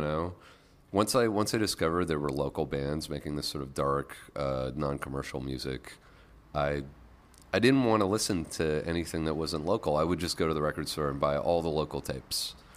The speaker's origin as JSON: {"language": "English", "town": "Lake Cowichan", "region": "British Columbia", "country": "Canada", "tie": "born or raised there", "also_born_or_lived": "Victoria, British Columbia / Montreal", "moved": "yes", "said": "I grew up in rural British Columbia, so uh, I grew up on an island off the coast of Vancouver"}